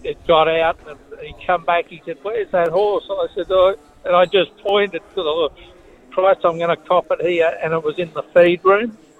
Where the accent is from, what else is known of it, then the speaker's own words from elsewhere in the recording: Cairns, Queensland, Australia; We come from Cairns.